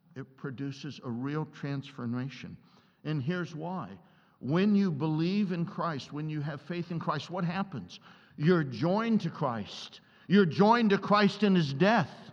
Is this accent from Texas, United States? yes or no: no; Columbus, Ohio, United States; I grew up in Columbus, Ohio